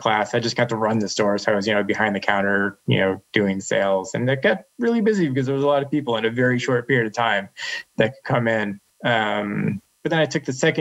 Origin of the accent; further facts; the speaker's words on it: Western Massachusetts, United States; I grew up in Western Massachusetts.